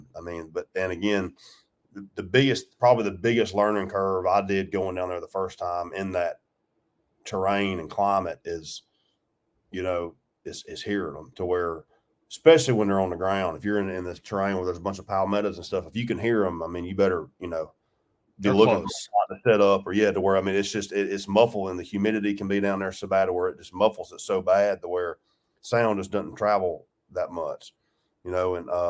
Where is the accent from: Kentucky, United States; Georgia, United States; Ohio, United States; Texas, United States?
Georgia, United States; I grew up in Georgia, so I've obviously been in Florida a bunch